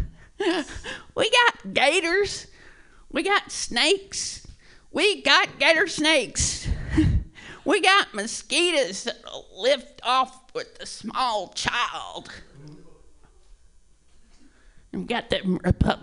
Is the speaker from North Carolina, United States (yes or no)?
no; Georgia, United States; moved away; I'm originally from Georgia